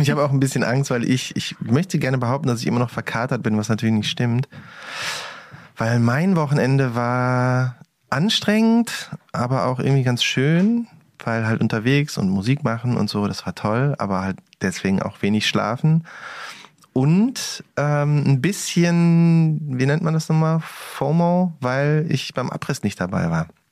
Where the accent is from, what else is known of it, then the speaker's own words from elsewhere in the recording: Cologne, North Rhine-Westphalia, Germany; Ich komme ja aus Köln